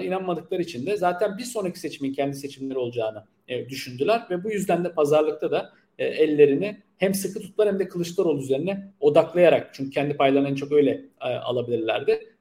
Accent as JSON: {"language": "Turkish", "town": "Milas", "region": "Muğla", "country": "Turkey", "tie": "born or raised there", "said": "Milas'ta yani ki benim de memleketim"}